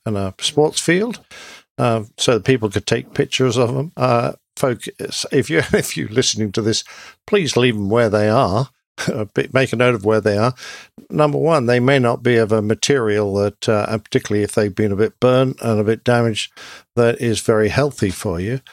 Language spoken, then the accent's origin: English; England, United Kingdom; I'm English.